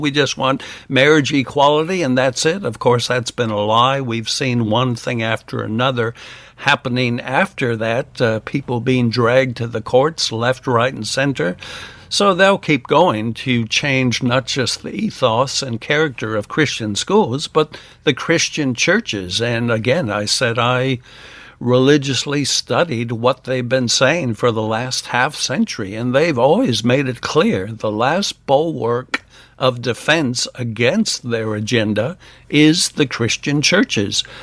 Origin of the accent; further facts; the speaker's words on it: United States; now in Australia; I'm an American